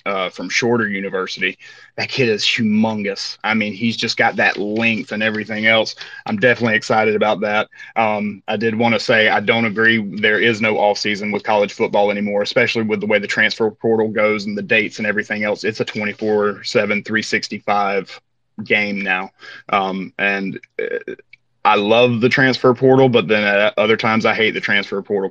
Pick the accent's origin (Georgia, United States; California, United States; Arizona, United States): Georgia, United States; near Valdosta; a stone's throw away from my hometown